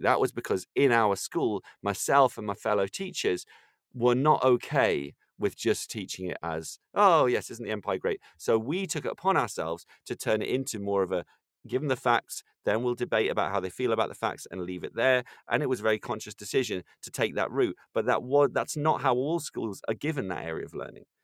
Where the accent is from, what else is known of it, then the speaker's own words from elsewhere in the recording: Ireland; now in London, United Kingdom; I'm from Ireland